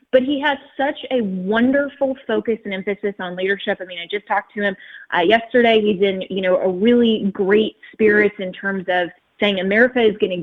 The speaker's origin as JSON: {"language": "English", "region": "Colorado", "country": "United States", "said": "my home state of Colorado"}